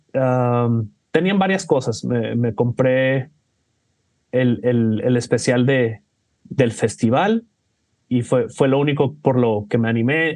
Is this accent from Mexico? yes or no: yes; Mexico; soy, de México